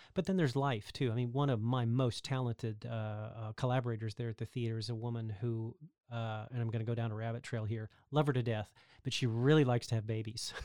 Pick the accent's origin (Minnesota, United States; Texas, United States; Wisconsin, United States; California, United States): Texas, United States; I'm actually from Texas